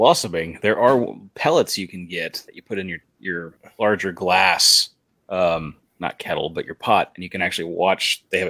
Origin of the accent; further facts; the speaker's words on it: West Texas, United States; I'm from West Texas.